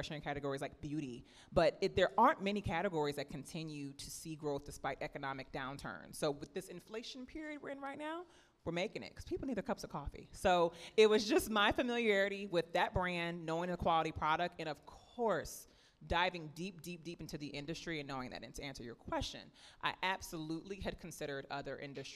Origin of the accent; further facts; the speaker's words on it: New Orleans, Louisiana, United States; moved away; I'm actually from New Orleans. So I had grown up drinking PJ's coffee